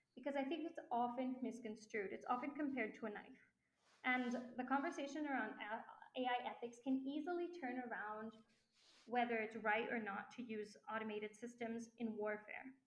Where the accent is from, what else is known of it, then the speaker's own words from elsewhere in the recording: France; now in Mexico; because I grew up in France